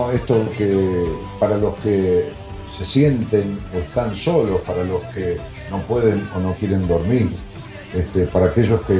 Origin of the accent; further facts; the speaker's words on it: Santa Fe, Argentina; Sabre de Rosario, claro, soy de Santa Fe, sí, sí.